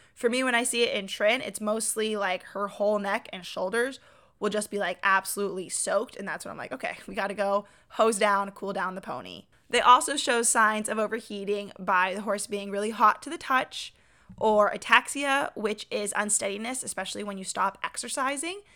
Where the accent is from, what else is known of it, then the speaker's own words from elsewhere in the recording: Washington, United States; also born or lived in Arizona; now in North Carolina, United States; we grew up together in Washington